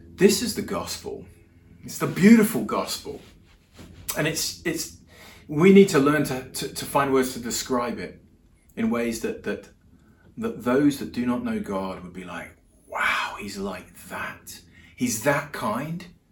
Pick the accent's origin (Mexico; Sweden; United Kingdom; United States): United Kingdom; England; moved away as an adult; also born or lived in Europe; now in New Zealand; I'm English. I live in New Zealand, been here about a year now.